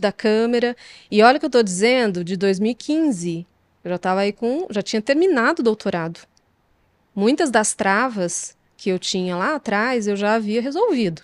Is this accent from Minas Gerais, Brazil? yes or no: yes; Poços de Caldas, Minas Gerais, Brazil; Eu sou mineira do sul de Minas, de Poços de Caldas